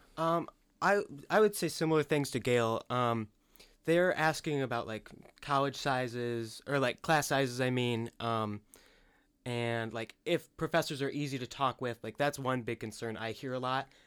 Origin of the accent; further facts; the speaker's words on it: Parchment, Michigan, United States; I grew up in Parchment